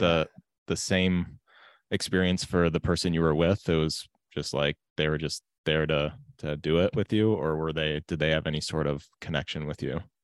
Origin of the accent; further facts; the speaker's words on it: United States; growing up in America